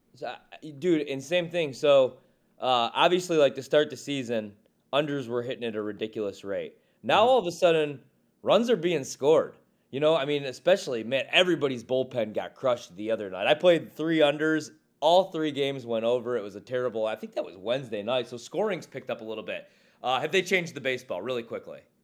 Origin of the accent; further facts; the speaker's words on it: Midwest, United States; now in Washington D.C. area, United States; I'm from the Midwest